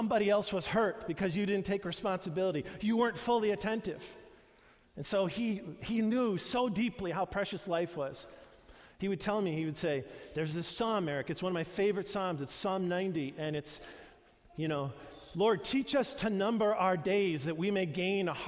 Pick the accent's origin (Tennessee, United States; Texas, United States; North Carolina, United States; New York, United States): New York, United States; the youth group that I grew up in New York